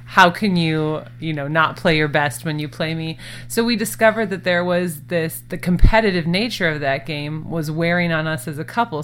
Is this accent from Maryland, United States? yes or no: no; Minnesota, United States; now in Phoenix, United States; we are both originally from Minnesota